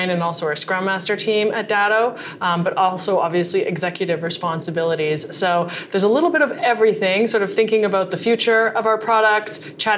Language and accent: English; Montreal, Quebec, Canada; moved away as an adult; now in Boston, United States; I grew up in Montreal and I have a computer engineering degree, and I moved to Boston a while ago